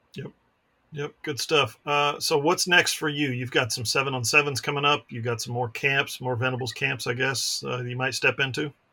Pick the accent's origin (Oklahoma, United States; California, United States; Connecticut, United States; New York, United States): Oklahoma, United States; Ada; I'm from Ada